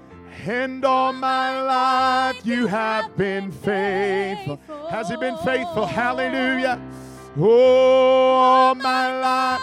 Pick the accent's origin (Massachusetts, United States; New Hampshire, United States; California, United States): California, United States; I'm from California